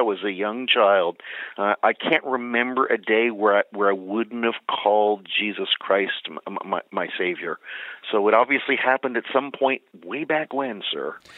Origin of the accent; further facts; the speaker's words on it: Philadelphia, Pennsylvania, United States; also born or lived in Bethlehem, Pennsylvania; I was born and raised in the Philadelphia area